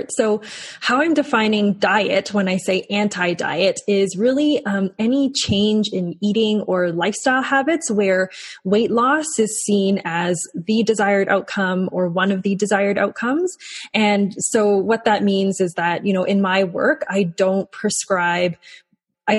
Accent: Calgary, Alberta, Canada; also born or lived in Hong Kong; I was born in Hong Kong, but I moved to Calgary when I was very young, when I was 3 years old, and I've grown up in Calgary my whole life.

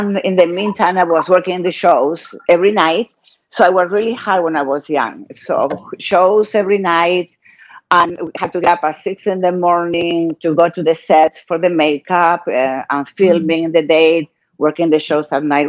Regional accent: Buenos Aires, Argentina; moved away as an adult; also born or lived in Mexico; Well, I was born in Argentina, Buenos Aires, Argentina. I want everybody knows, because in the internet, they said I'm from Morocco, but I'm from Argentina. My parents, they were really older, so they only have me. I am only child. I didn't live too long in Argentina

